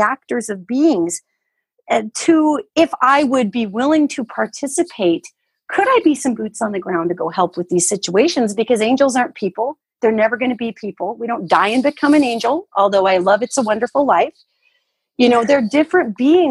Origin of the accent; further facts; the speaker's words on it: United States; also born or lived in Tucson; I only speak as an American because that's where I'm from